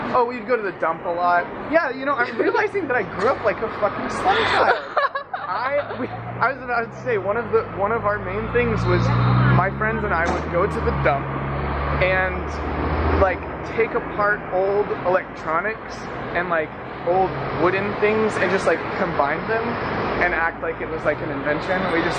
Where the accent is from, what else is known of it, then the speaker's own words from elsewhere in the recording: Hong Kong; also born or lived in North Carolina, United States; No, I was born in North Carolina. Oh. We moved to Hong Kong 3 months after I was born.